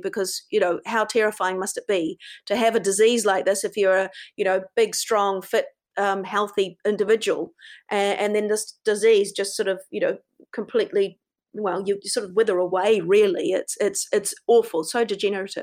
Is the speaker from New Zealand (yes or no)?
yes; New Zealand; I'm a Kiwi